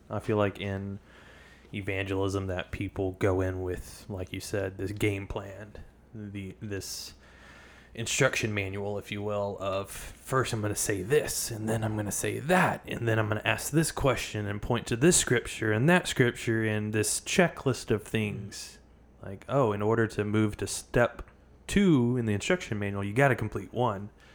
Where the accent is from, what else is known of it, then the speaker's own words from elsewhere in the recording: the Bible Belt, the South, United States; Growing up in the South, the Bible Belt